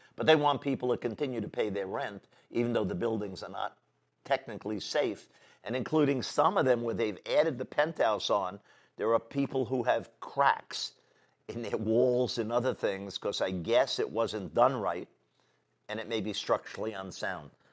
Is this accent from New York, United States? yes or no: yes; New York City, New York, United States; I was born in Manhattan, the center of our city